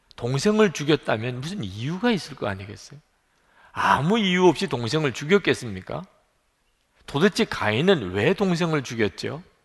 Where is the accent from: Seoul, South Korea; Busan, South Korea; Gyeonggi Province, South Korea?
Busan, South Korea; moved away; 저 부산에서 자랐기 때문에 사투리도 쓰고